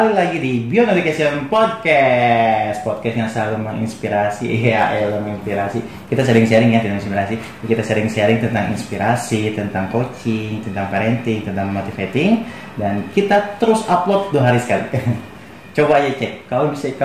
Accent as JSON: {"language": "Indonesian", "region": "West Java", "country": "Indonesia", "said": "uh, kita orang Sunda kita tuh harus seperti orang Sunda gitu kita tuh harus diem selalu di daerahnya gitu kan"}